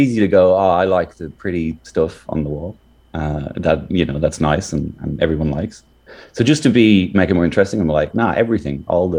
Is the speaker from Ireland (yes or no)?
yes; Ireland; now in Melbourne, Australia; I'm from Ireland